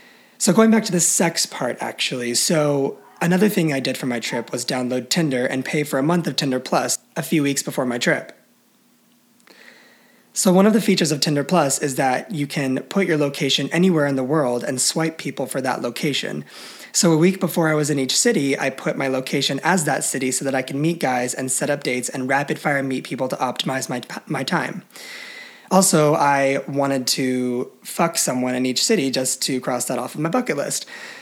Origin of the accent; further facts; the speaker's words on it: Chicago, Illinois, United States; I tell him I'm from Chicago and traveling Europe for the summer.